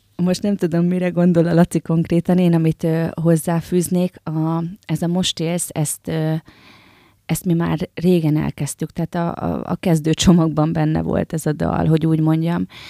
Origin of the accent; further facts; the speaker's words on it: Győr, Győr-Moson-Sopron, Hungary; Győr Szent Ivánon, Győrhöz tartozik, de számomra még mindig egy kis falu. Nőttem fel, ide is költöztem vissza